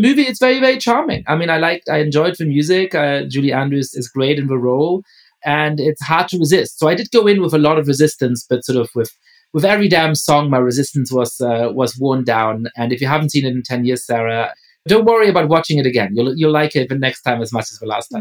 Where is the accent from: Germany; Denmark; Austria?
Germany; also born or lived in England; now in United States; growing up in Germany